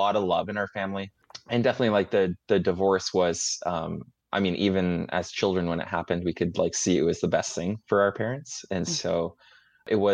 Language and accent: English; Vancouver, British Columbia, Canada; also born or lived in Edmonton, Alberta; we kind of like landed and settled in Vancouver, is where our family put down roots